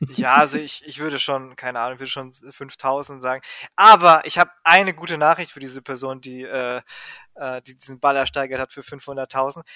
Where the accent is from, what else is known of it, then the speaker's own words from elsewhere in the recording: Greece; als Grieche